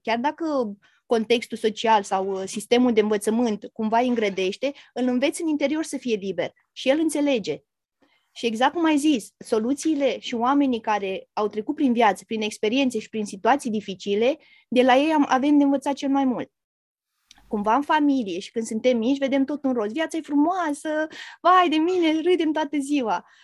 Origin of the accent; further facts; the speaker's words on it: Romania; moved away as an adult; now in England, United Kingdom; sunt din România